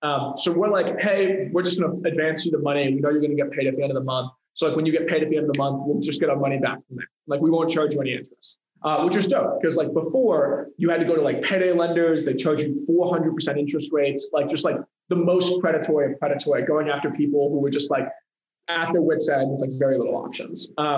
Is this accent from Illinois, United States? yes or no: yes; Chicago, Illinois, United States; now in Silicon Valley, United States; I'm coming from Chicago. I think the biggest thing that changed my startup career was coming out here.